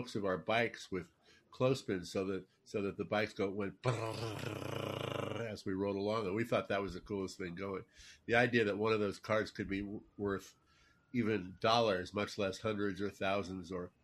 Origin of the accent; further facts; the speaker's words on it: New York City, New York, United States; I was a Dodger fan growing up in Brooklyn